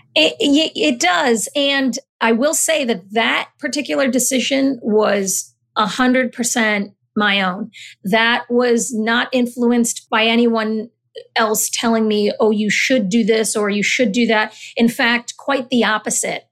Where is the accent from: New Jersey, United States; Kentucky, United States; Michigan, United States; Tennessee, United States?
New Jersey, United States; Summit; also born or lived in Natick, Massachusetts / Honduras; I grew up in Summit, New Jersey, my family and I, we moved here when I was about six.